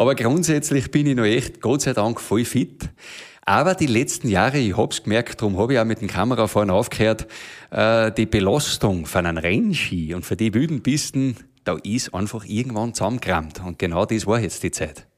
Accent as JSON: {"language": "German", "town": "Schladming", "region": "Styria", "country": "Austria", "tie": "born or raised there", "said": "bei uns in Schleiming ist es ja schon wieder so, dass im Tal herunten die von oben vom Berg oben, wo ich her bin, die, die, die schon wieder schier nicht verstehen"}